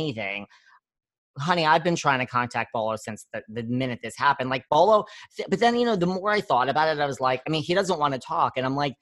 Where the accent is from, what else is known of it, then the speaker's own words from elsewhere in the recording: New York, United States; I'm from New York